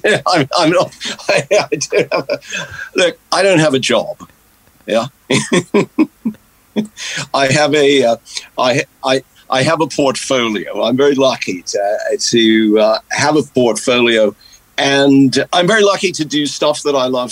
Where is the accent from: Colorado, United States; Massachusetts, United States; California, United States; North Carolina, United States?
Massachusetts, United States; Marblehead; moved away as an adult; also born or lived in Boston / Maine; now in United Kingdom; I grew up in coastal Massachusetts